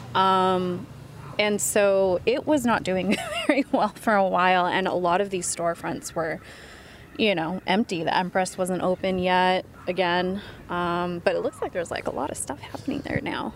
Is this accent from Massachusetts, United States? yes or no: no; Vallejo, California, United States; now in Bay Area, United States; We're in my hometown